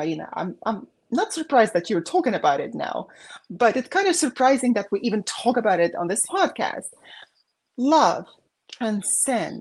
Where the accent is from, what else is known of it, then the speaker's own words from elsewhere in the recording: Baku, Azerbaijan; moved away; the war going on when I was growing up in Azerbaijan